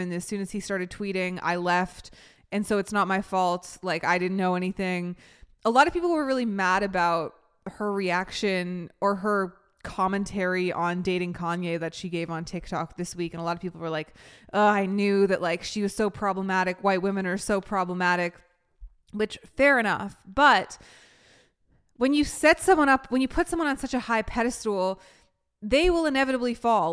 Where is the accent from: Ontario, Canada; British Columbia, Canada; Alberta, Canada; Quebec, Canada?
British Columbia, Canada; Vancouver; moved away; also born or lived in New York; where I grew up in Vancouver